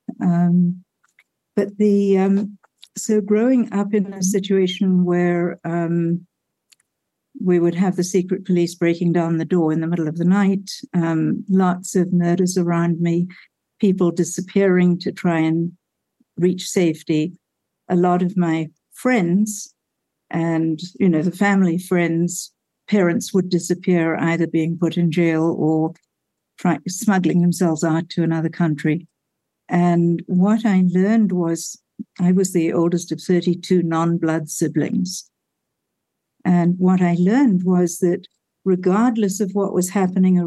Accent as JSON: {"language": "English", "country": "South Africa", "tie": "born or raised there", "moved": "yes", "said": "growing up in Africa during a war"}